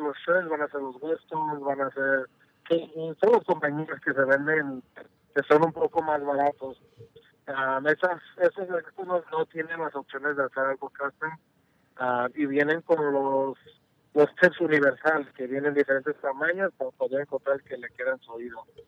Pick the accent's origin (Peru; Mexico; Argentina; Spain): Mexico; soy mexicano